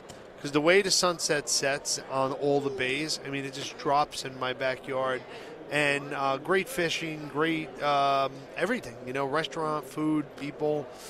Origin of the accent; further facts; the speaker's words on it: Sea Bright, New Jersey, United States; So I'm a Seabright guy.